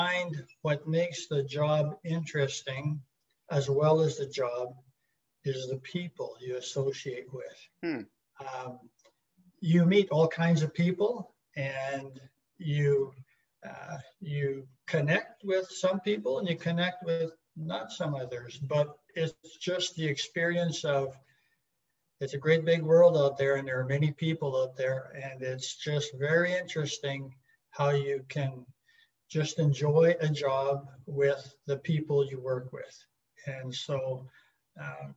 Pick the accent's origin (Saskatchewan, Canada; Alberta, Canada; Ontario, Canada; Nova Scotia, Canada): Alberta, Canada; Peace River country, northern; moved away as an adult; We grew up in a small town and way up north in northern Alberta in the Peace River country